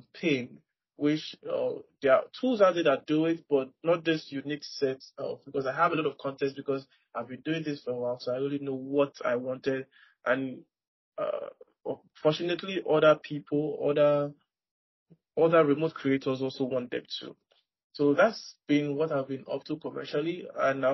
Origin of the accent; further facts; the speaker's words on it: Nigeria; I am from Nigeria